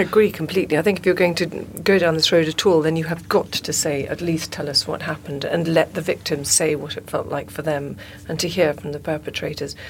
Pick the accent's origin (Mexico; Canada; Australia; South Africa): South Africa; I'm South African